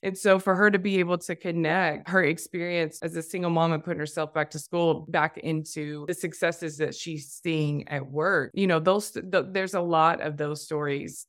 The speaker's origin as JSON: {"language": "English", "region": "Tennessee", "country": "United States", "tie": "born or raised there", "moved": "as an adult", "said": "I'm a Tennessee girl, born and raised in the South"}